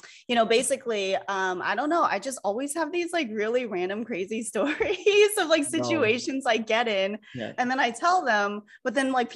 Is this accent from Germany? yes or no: no; United States; also born or lived in Los Angeles; now in New York, United States; I'm originally from the East Coast, so I'm kind of an East Coast girl at heart, you know, Philly, Philly, Jersey